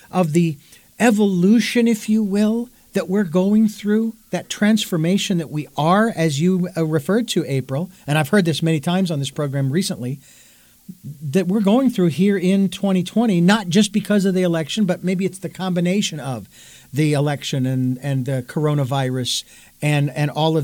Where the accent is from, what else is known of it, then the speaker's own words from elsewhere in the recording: Phoenix, Arizona, United States; Phoenix, Arizona, my hometown where I was born and raised